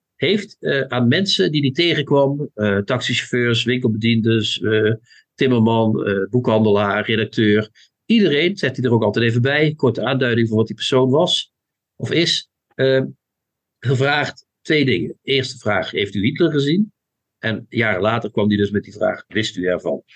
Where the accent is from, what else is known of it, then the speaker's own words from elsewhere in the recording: Limburg, Netherlands; mijn Limburgse afkomst. Hè? Ik ben een zoon van Limburg.